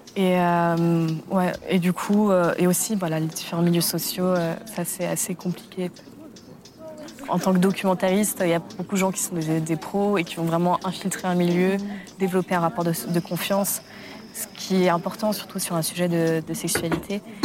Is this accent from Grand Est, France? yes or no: no; Paris, Île-de-France, France; also born or lived in Germany / Poland; je, suis arrivée à Paris, en grande section de maternelle, dans le 9e arrondissement. Et euh, je suis à Paris depuis